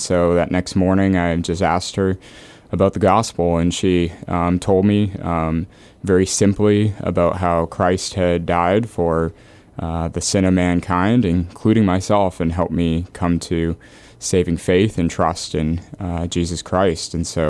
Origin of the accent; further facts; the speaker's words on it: Edmonton, Alberta, Canada; accent: Canadian; Yeah, you bet. I grew up in Edmonton, Alberta, and I had the privilege of growing up there. It's a blast.